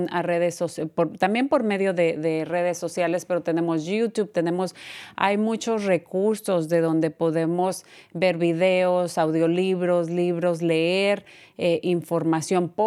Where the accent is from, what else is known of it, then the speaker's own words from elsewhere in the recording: Mexico; maltratada porque soy mexicana, porque soy latina, no es aceptable.